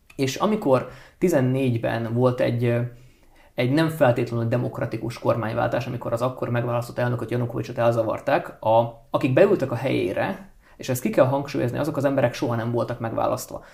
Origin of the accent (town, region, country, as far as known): Transcarpathia, Zakarpattia Oblast, Ukraine; born or raised there; first language Hungarian